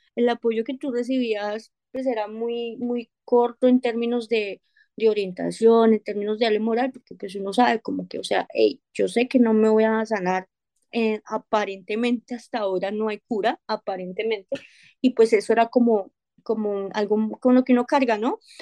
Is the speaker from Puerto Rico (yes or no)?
no; Colombia; moved away as an adult; now in United States; soy colombiana y actualmente resido en Estados Unidos. Oh, emigré a este país hace tres años